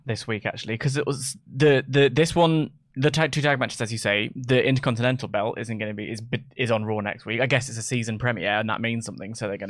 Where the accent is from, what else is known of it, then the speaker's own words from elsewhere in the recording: England, United Kingdom; I'm 30 and from England and white.